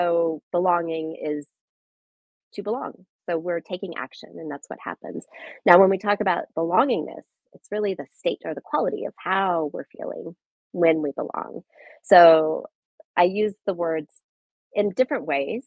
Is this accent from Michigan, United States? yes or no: no; Nebraska, United States; moved away as an adult; I grew up in Nebraska, in a small town in the northeast part of Nebraska